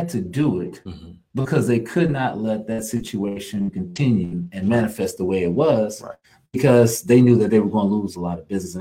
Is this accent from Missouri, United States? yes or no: no; Kansas, United States; also born or lived in Louisiana; now in Houston, United States; I was born and raised in Kansas.